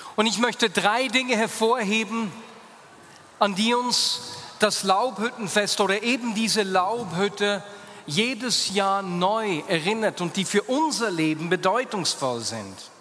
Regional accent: Hasliberg, Bern, Switzerland; meine Kindheit auf dem Hasliberg

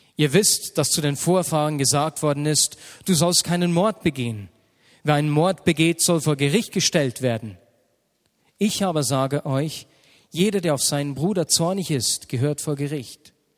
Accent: Switzerland; sind wir Schweizer

